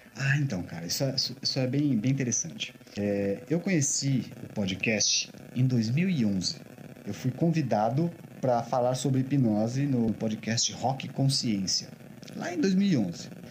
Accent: São Paulo, Brazil; os dois somos de São Paulo.

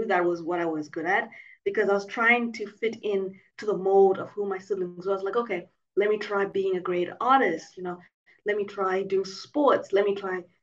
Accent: Zimbabwe; now in Mauritius; I was born and raised in Zimbabwe

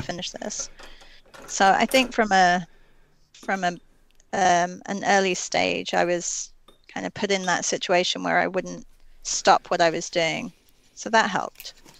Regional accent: England, United Kingdom; I grew up in England

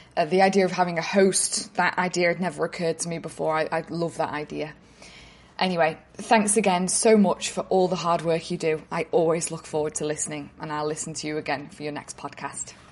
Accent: North West England, United Kingdom; now in Sydney, Australia; I'm originally from Northwest England, but I'm contacting you from Sydney, where I live now

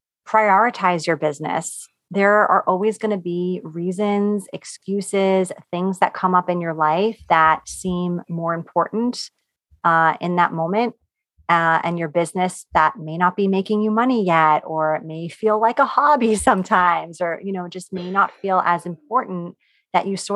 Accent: New York, United States; I'm from New York

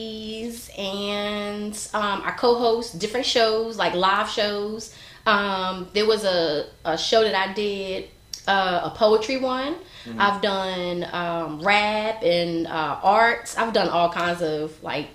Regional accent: Newark, New Jersey, United States; moved away as an adult; now in North Carolina, United States; I'm originally from New Jersey, okay. North baby, Brick City, what's up, I moved down here to North Carolina about 14 years ago

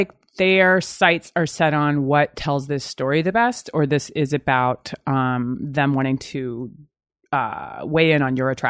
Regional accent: Virginia, United States; go back to like I'm from Virginia and I go there

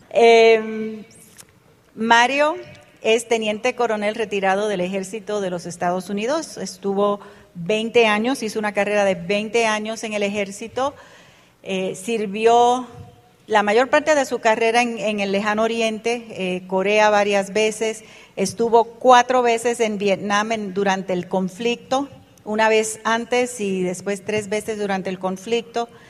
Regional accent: Panama; born there; Yo nací en Panamá de padres puertorriqueños. Mi papá era militar y estaba asignado a una base militar en Panamá. Y allí nacimos mi hermano y yo.

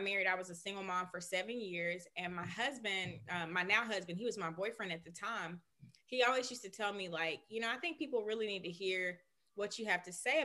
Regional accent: Birmingham, Alabama, United States; We both are from Birmingham

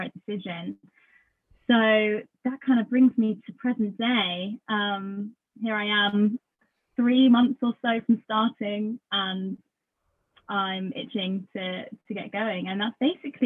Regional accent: Lincolnshire, East Midlands, United Kingdom; I was born in Lincolnshire. I'm here right now, actually. I'm back home for now. But yeah, I grew up in Lincolnshire.

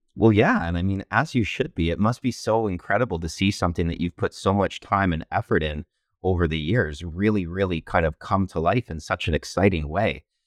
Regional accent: London, Ontario, Canada; I'm from London, Ontario, Canada

